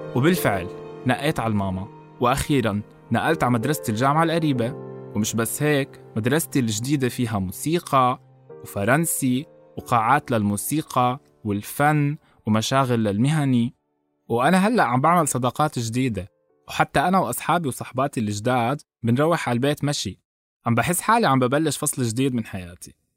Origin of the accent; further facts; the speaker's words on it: Amman, Amman Governorate, Jordan; أنا من عمان. انولدت هون، وطول عمري عايش هون